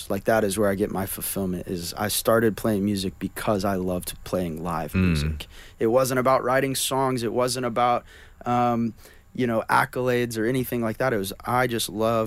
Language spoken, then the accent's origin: English; Oklahoma, United States; moved away; I grew up. In Oklahoma